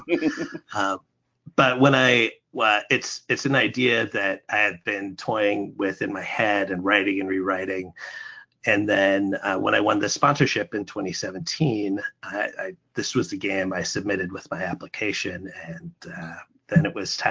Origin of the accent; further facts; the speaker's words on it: Alaska, United States; now in Buffalo, United States; I'm originally from Alaska